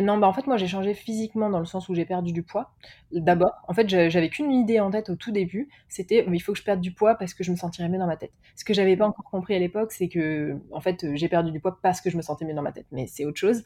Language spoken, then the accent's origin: French; France; moved away as an adult; also born or lived in Paris / United States / Mexico / England; j'ai quitté la France